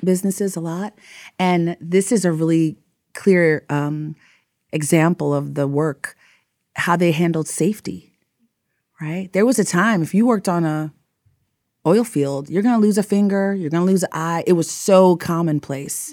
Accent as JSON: {"language": "English", "region": "New York", "country": "United States", "tie": "born or raised there", "also_born_or_lived": "Texas", "moved": "as an adult", "said": "I'm from, I grew up in New York, so I went to college in Texas"}